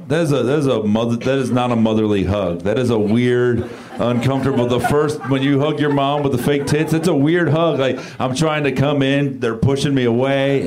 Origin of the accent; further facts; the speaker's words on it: South Florida, United States; I'm from South Florida.